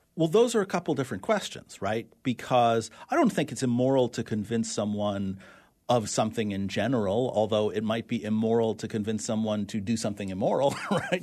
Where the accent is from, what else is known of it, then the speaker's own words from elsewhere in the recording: New York City, New York, United States; growing up in New York City, uh, we used to open the fire hydrants on really hot days